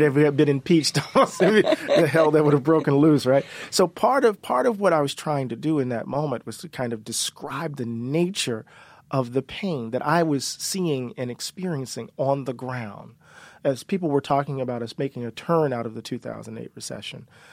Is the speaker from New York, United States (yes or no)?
no; Mississippi, United States; we're from Mississippi